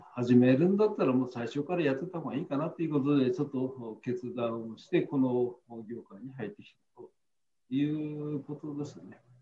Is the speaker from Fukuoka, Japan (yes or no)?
no; Ibaraki, Japan; 地元では茨城町の民生委員児童委員協議会の方の会長を今させていただいているところでございます